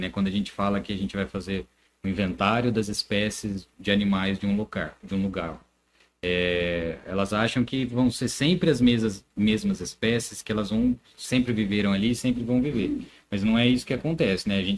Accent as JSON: {"language": "Portuguese", "town": "Americana", "region": "São Paulo", "country": "Brazil", "said": "tem gente de Americana, eu sou de Americana, tá."}